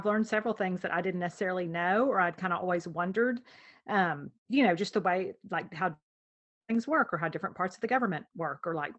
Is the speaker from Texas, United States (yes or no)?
yes; Texas, United States; as a Texan